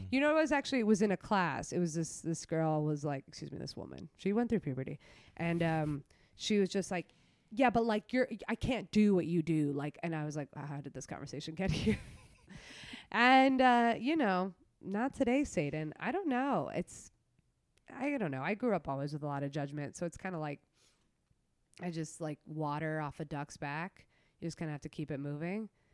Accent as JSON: {"language": "English", "town": "New York City", "region": "New York", "country": "United States", "tie": "born or raised there", "also_born_or_lived": "Brooklyn", "said": "I'm from Queens, uh, born and raised."}